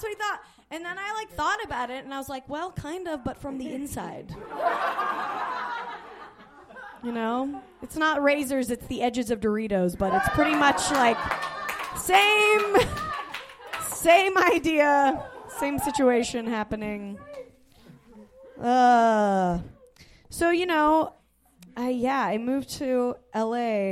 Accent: Salt Lake City, Utah, United States; I grew up in Salt Lake City

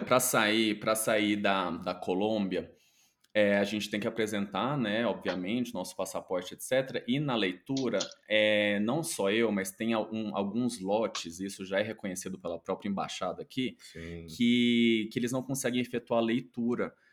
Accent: Goiânia, Goiás, Brazil; eu venho de Goiânia, é uma cidade que, apesar de ser capital, chega a ser o interior ali

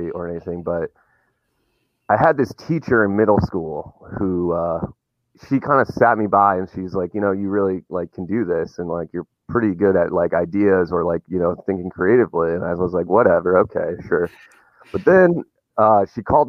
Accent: Wisconsin, United States; I'm from Wisconsin

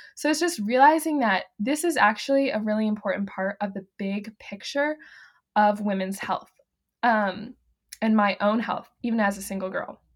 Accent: the Carolinas, United States; born or raised there; moved away as an adult; now in Kansas, United States

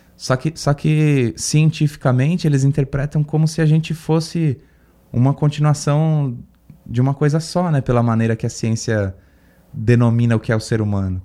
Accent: Guarujá, São Paulo, Brazil; now in São Paulo, Brazil; Eu passei muito da minha infância no Guarujá

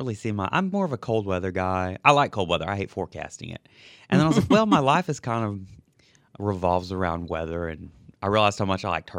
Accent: Archer City, Texas, United States; moved away as an adult; now in New Orleans, United States; And I grew up in a tiny town called Archer City, Texas.

